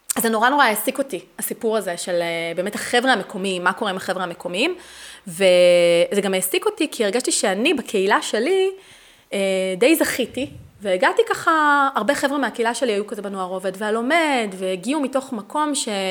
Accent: Netanya, Central District, Israel; moved away as an adult; now in Beersheba, Israel; אני גדלתי בנתניה

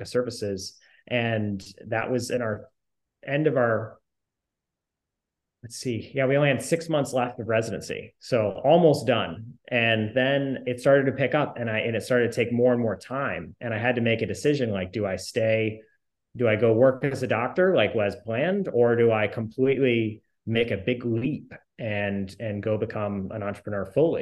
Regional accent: Indiana, United States; I grew up in Indiana

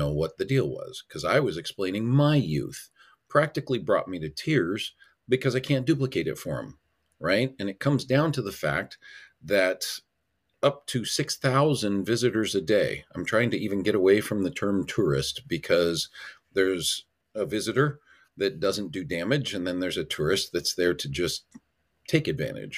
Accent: Hanauma Bay, Hawaii, United States; moved away; I grew up in Hanama Bay

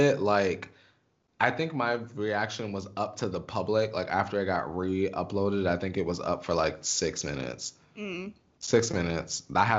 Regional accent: Stroudsburg, Pennsylvania, United States; my mall in my hometown was dirty as hell. That's why I keep saying dirty ass mall. Stroud Mall

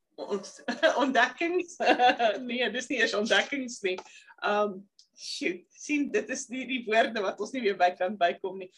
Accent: South Africa; moved away; ek is van Suid-Afrika

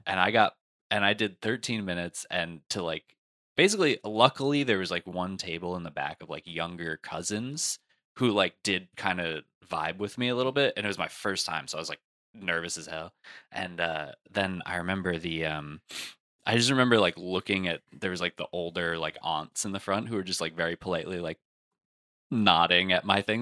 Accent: New Jersey, United States; I'm from Jersey

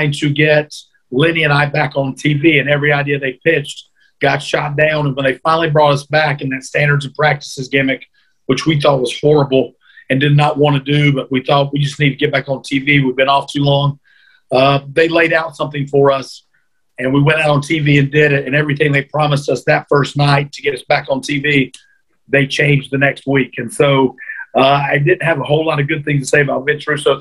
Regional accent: North Carolina, United States; As a young kid, I grew up in North Carolina.

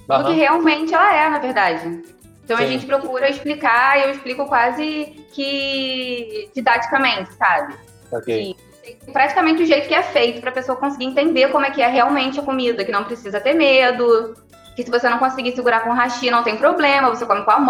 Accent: São Gonçalo, Rio de Janeiro, Brazil; Sim, eu sou de São Gonçalo.

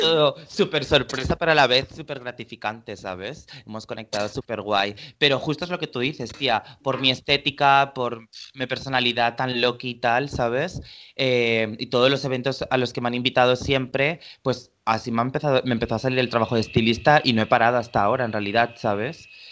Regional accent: Valencia, Valencian Community, Spain; now in Barcelona, Spain; vivo en Barcelona actualmente pero soy nacido en Valencia

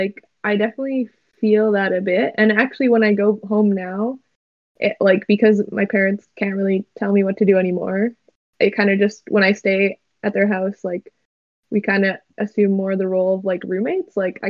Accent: Canada; my childhood was just like being a normal kid growing up in Canada.

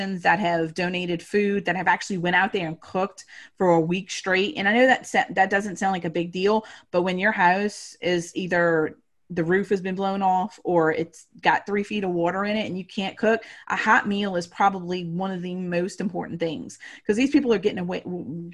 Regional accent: New Orleans, Louisiana, United States; grew up, was born and raised in New Orleans, went through Katrina

